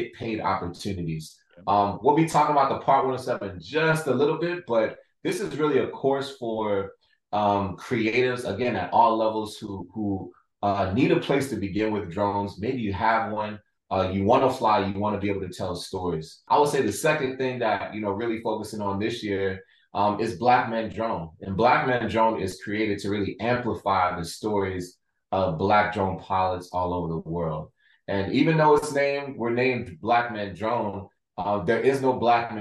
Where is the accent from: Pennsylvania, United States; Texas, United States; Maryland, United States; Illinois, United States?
Maryland, United States; Baltimore; I'm from Baltimore